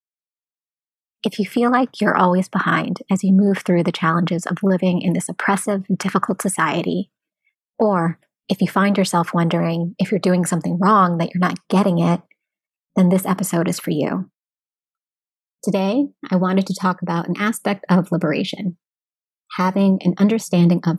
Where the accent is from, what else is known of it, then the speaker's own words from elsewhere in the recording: United States; I am American born, but my roots are Austronesian, Filipino, Indigenous, and Hispanic.